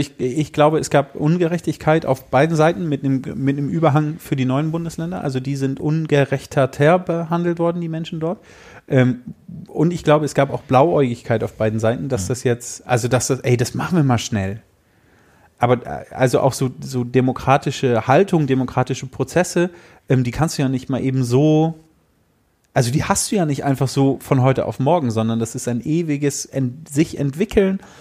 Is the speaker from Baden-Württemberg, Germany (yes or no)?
no; Emsland, Lower Saxony, Germany; moved away; meine Kindheit auf dem Dorf im Emsland